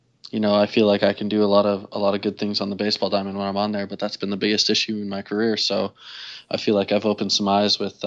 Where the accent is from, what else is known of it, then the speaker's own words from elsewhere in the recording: Alberta, Canada; also born or lived in Florida; growing up in Alberta, playing in front of literally mom, dad, and sister